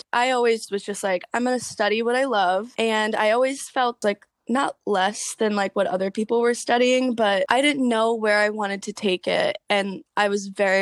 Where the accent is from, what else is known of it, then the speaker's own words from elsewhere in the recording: suburbs of Detroit, Michigan, United States; Suburbs of Detroit. So like 45 minutes, an hour out.